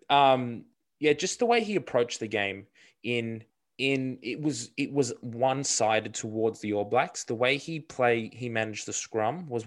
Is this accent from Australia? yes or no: yes; Australia; as an Australian fan.